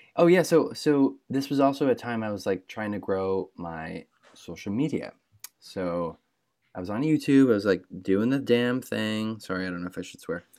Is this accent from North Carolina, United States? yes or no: no; Michigan, United States; I grew up in Michigan, so I'm twenty-five, I grew up in Michigan